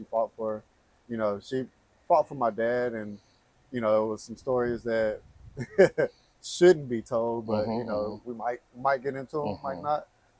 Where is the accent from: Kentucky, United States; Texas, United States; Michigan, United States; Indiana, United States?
Texas, United States; Athens, East; also born or lived in Dallas, Texas; Grew up mostly in East Texas, Athens, and moved to Dallas back in the 80s.